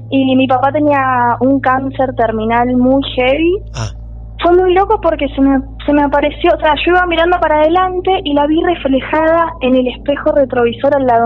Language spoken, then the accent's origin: Spanish; Bariloche, Río Negro, Argentina; now in Córdoba, Argentina; yo soy de Bariloche ah. y terminé estudiando acá.